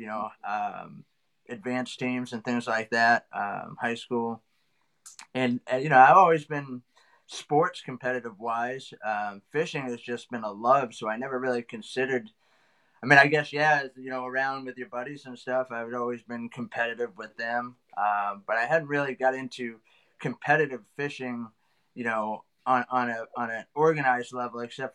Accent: Massachusetts, United States; I grew up here in Massachusetts

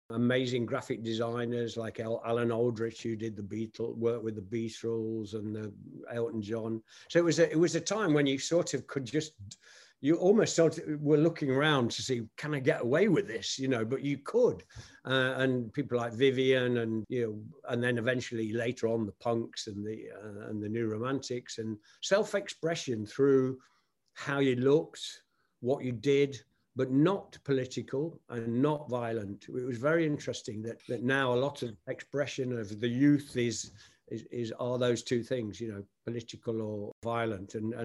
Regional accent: Nottingham, East Midlands, United Kingdom; my hometown of Nottingham, England

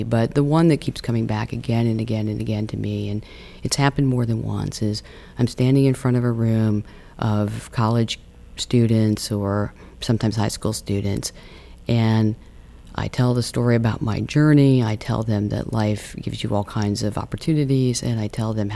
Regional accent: Midwest, United States; now in San Francisco, United States; I come from the Midwest and I live on a coast

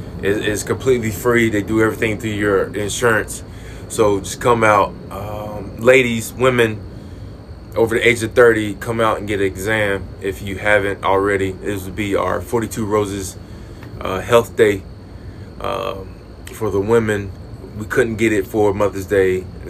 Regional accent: Midway, North Carolina, United States; now in Charlotte, United States; I am driving back home. I'm driving from Charlotte back to Midway for all of these games

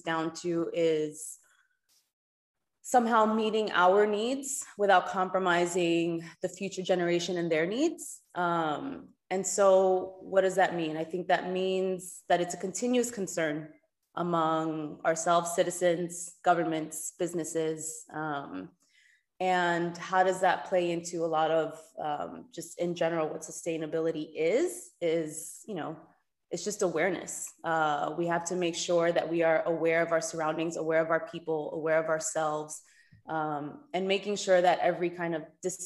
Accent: New York City, New York, United States; moved away as an adult; now in Cayman Islands; I'm born and raised in New York, Dominican

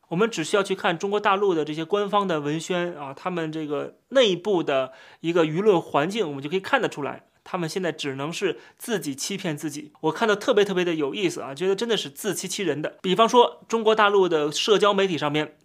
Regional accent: Taichung, Taiwan; 我的出生地是写台湾省台中市，然后还会写一个东西叫习惯，叫江苏

